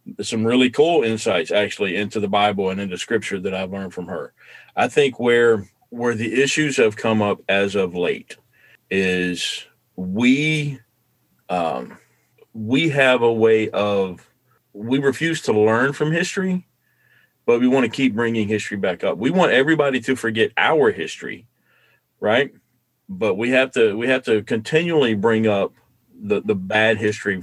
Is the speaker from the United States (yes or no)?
yes; the South, United States; moved away; growing up in the South